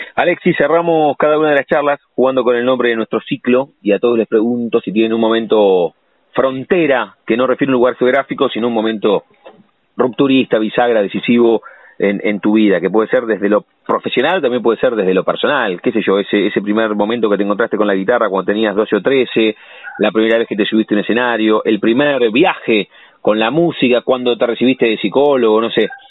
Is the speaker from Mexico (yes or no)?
no; La Plata, Buenos Aires Province, Argentina; los que nacimos y vivimos en La Plata